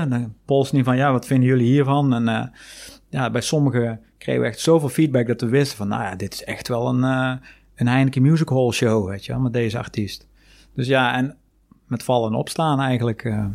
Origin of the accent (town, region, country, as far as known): Netherlands